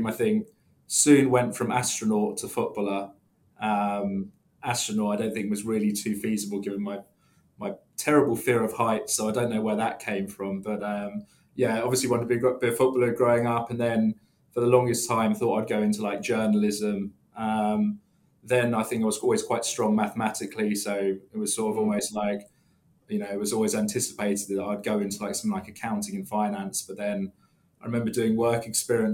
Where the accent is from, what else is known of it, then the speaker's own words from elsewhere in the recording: Letchworth Garden City, East of England, United Kingdom; now in London, United Kingdom; Just about an hour north of London, in a small town in Hertfordshire called Letchworth Garden City